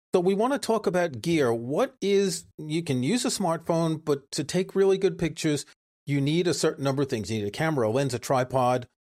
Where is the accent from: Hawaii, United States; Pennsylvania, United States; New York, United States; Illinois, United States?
New York, United States; New York City; moved away as an adult; also born or lived in France; now in Stratford-upon-Avon, United Kingdom; I grew up in New York City